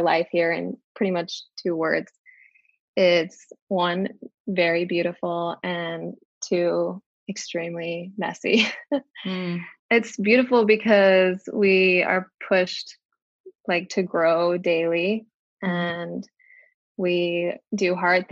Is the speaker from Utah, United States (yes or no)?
yes; Utah, United States; moved away as an adult; now in China; We are from Utah, but we are currently raising our family in China